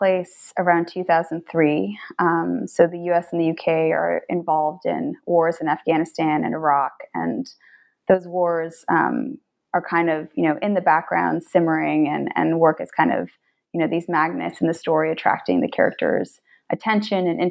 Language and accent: English; Boston, Massachusetts, United States; also born or lived in Bethesda; now in Washington, DC, United States; I'm from Boston